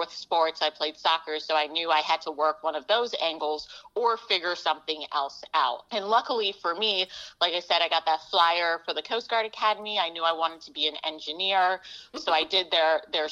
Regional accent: Jamaica; now in United States; so my family, we're a family of immigrants, so I was born in Jamaica

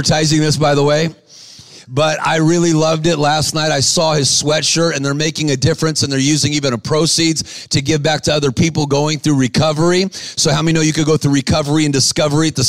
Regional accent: Los Angeles, California, United States; I'm from Los Angeles, California

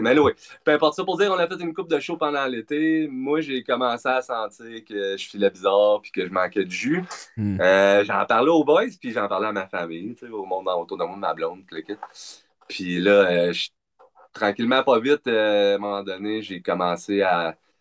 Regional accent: Sherbrooke, Quebec, Canada; also born or lived in Montreal / Drummondville; de Sherbrooke, on va dire. Euh, passé la majorité de mon temps dans le coin, là, en Estrie

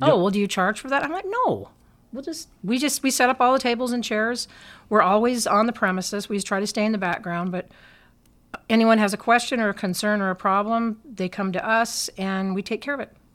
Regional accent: Billings, Montana, United States; I'm originally from Billings. My family goes way back here, three, four generations

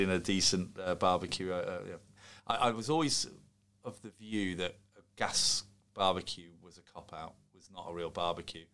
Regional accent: Solihull, West Midlands, United Kingdom; born in Solihull, whilst I'm half Scottish, I'm very English in terms of uh, I was born and brought up in England

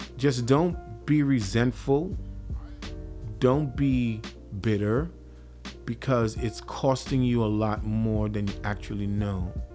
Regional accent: Trinidad & Tobago; now in Minnesota, United States; I'm originally from the Caribbean. I'm, I'm, from the twin island nation of Trinidad and Tobago.

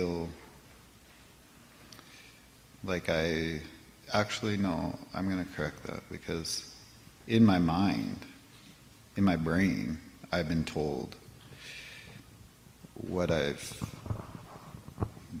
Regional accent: Canada; also born or lived in Victoria, Canada; now in Alberta, Canada; I was born on the St. Lawrence River

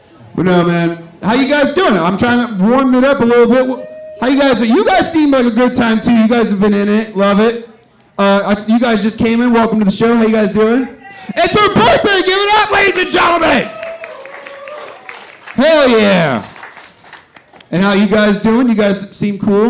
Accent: Stockton, California, United States; growing up in Stockton was pretty rough.

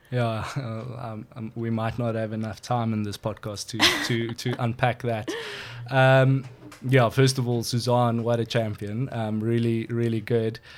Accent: KwaZulu-Natal, South Africa; also born or lived in Johannesburg, South Africa / United Kingdom; now in George, South Africa; I was born in Natal, actually.

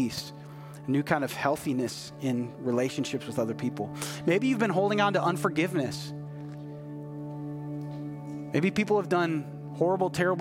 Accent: United States; as an American

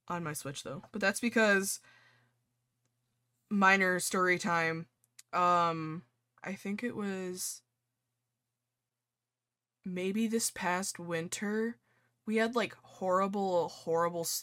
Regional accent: New York, United States; accent: New York; just like in my New York accent yelling at the game.

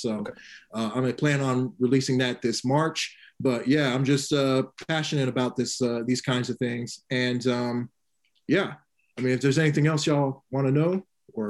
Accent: Sacramento, California, United States; I'm from Sacramento, California, aka the capital, aka the boring ass city

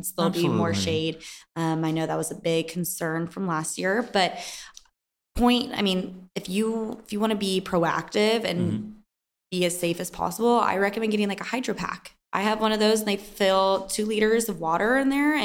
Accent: Kansas City, Missouri, United States; we're from Kansas City

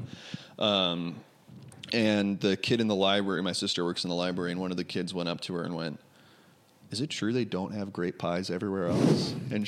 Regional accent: New York City, New York, United States; now in California, United States; I grew up in New York City, and now both of my siblings live way upstate in New York, like 5 hours north.

